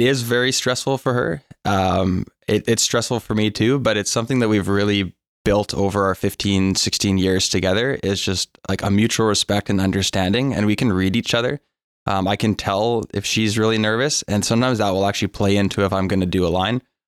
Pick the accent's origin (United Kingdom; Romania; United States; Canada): Canada; North Vancouver, British Columbia; I'm born and raised in North Vancouver